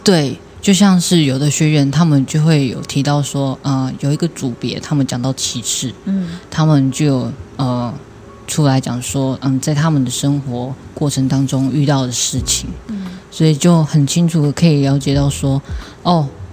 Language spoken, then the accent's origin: Chinese; Tainan, Taiwan; 我是台南人，不是屏东人